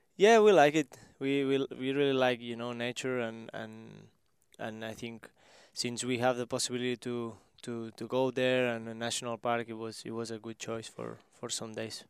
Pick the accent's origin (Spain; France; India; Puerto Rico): Spain; small town near Barcelona, Catalonia; English is a second language; moved away as an adult; now in Kansas City, United States; I was in my, my hometown, which is, uh, four thousand people there, uh, small, small one